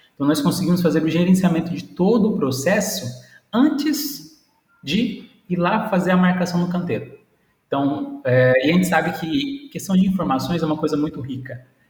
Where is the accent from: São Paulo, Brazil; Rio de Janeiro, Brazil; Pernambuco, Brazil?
São Paulo, Brazil; Presidente Prudente; sou daqui da cidade de Presidente Prudente, logo ali no canto do nosso querido São Paulo